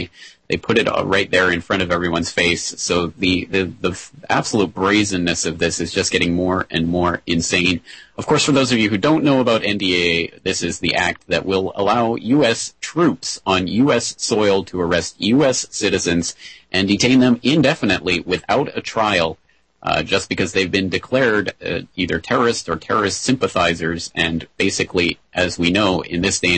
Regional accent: Canada; now in Japan; as a Canadian

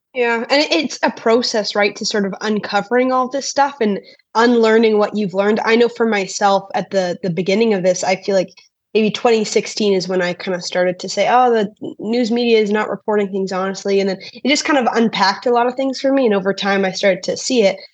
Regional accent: Canada; As a Canadian

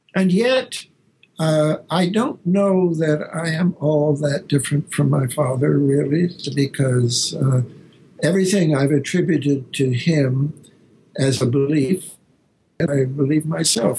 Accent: Canada; now in Berkeley, United States; I'm a Canadian

